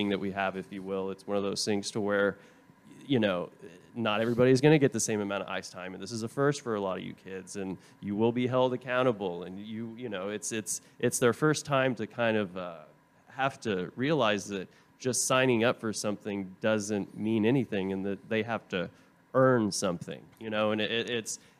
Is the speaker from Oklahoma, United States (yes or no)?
yes; Tulsa, Oklahoma, United States; also born or lived in Vermont; now in Texas, United States; I'm from Tulsa, Oklahoma, originally